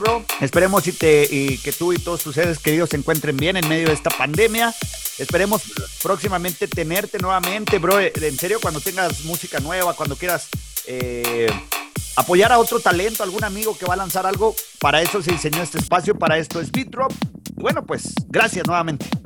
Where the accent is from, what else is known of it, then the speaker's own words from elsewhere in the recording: Chihuahua, Mexico; Yo soy de Chihuahua